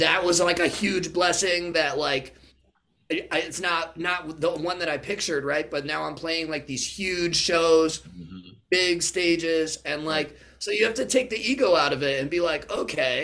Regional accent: Connecticut, United States; also born or lived in California; I'm from Connecticut

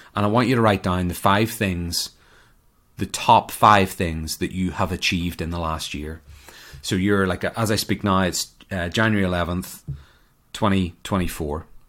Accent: Ireland; moved away as an adult; now in United States; I emigrated from Ireland to America over ten years ago

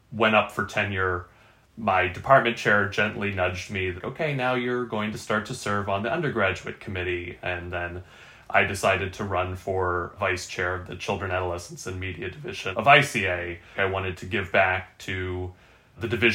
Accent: East Coast, United States; moved away as an adult; now in Sacramento, United States; We're both from the East Coast

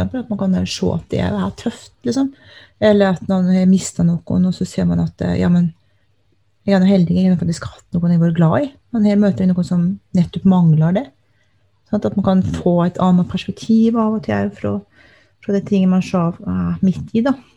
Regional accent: Telemark, Norway; now in Alta, Norway; jeg er eh, opprinnelig fra Telemark, men har bodd her i Alta i over 20 år.

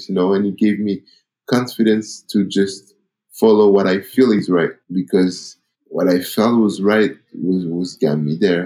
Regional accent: Paris, Île-de-France, France; I'm an African guy from Cameroon that was born and raised in Paris

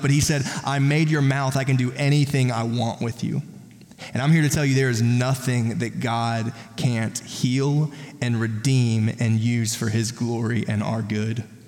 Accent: South Carolina, United States; I'm from South Carolina

